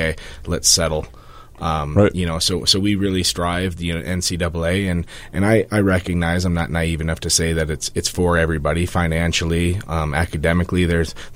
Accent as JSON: {"language": "English", "town": "Muskegon", "region": "Michigan", "country": "United States", "tie": "born or raised there", "moved": "yes", "said": "I'm from grew up, born and raised in Muskegon, Michigan"}